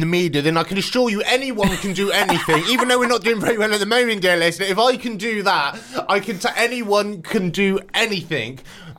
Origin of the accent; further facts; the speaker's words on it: Wiltshire, South West England, United Kingdom; moved away as an adult; also born or lived in North Devon; When I first moved to sea, because I'm from Wiltshire originally, when I first moved to sea, this was in North Devon, and where I was living, I had a house overlooking the sea